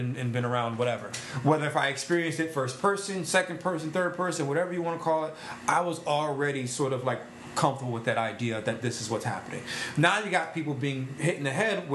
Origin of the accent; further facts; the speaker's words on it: New Britain, Connecticut, United States; I grew up in Mount Pleasant. I grew up in the Mount Pleasant and the Circle